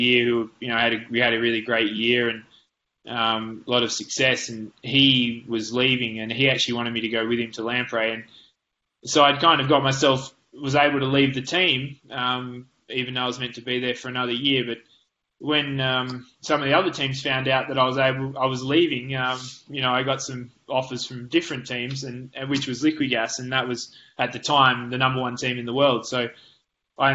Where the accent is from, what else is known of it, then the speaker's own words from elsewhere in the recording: Lord Howe Island, New South Wales, Australia; I grew up, you know, on an island with 300 people